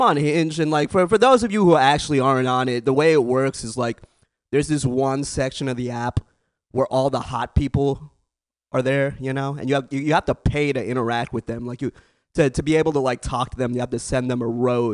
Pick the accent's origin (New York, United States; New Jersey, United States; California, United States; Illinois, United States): California, United States; the Bay Area; born and raised in the Bay